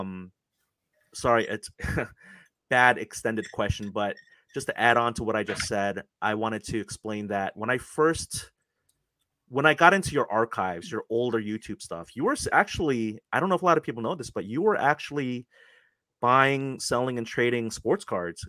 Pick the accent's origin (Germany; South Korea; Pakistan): South Korea; moved away; I was actually born in Korea